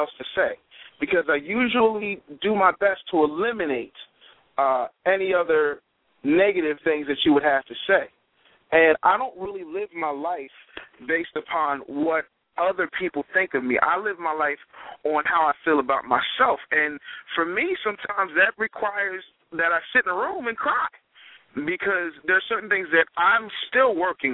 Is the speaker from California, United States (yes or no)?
no; Philadelphia, Pennsylvania, United States; I'm a Philadelphian